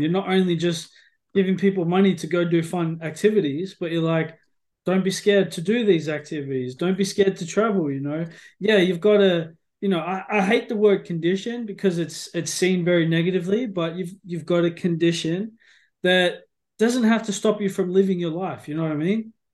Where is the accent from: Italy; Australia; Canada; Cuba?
Australia; now in North Yorkshire, United Kingdom; being an Aussie